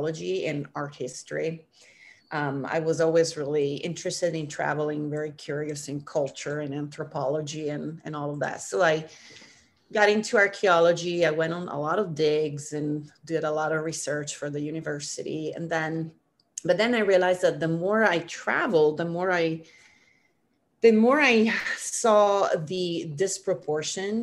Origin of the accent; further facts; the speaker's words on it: Milan, Lombardy, Italy; moved away as an adult; also born or lived in Missouri, United States / Africa / Central America; now in San Francisco, United States; I'm originally from Milan, Italy. But I've lived in the States for, I would say, the majority